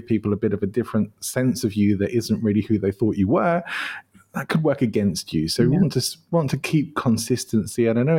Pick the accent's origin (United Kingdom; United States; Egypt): United Kingdom; England; now in Spain; my favorite place probably has to be my home country, even though I did move to live in Spain, but I do still love going back to England.